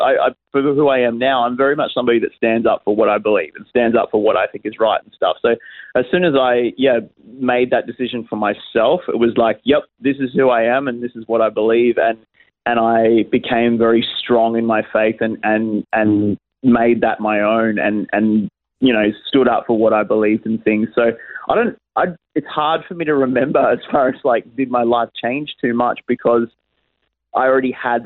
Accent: Geelong, Victoria, Australia; moved away as an adult; now in Adelaide, Australia; I was raised and born in Geelong and lived there for the first sort of, 20-odd years of my life.

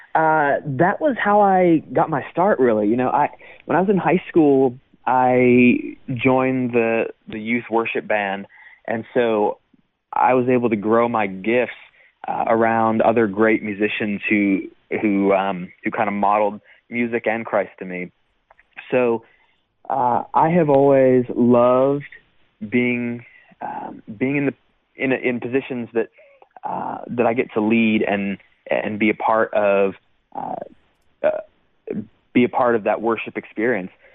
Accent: Michigan, United States; moved away as an adult; also born or lived in Iowa City, Iowa / Pittsburgh, Pennsylvania / Indiana; now in Nashville, United States; then to Michigan uh, for uh, for you know most of my formative years

